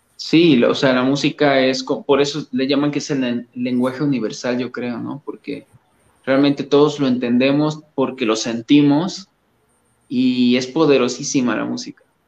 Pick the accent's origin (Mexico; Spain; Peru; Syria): Mexico; Coatepec, Veracruz; moved away as an adult; now in Mexico City, Mexico; pues yo soy de originario de, un lugar que se llama Coatepec, Veracruz, no soy de la Ciudad de México, sino soy veracruzano.